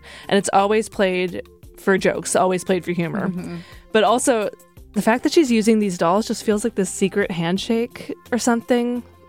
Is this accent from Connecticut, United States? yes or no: no; Massachusetts, United States; moved away; I too am from Massachusetts